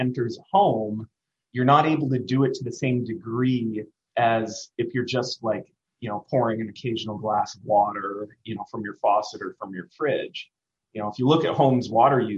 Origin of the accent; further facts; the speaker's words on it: Maine, United States; now in Washington, D.C., United States; I come from Maine.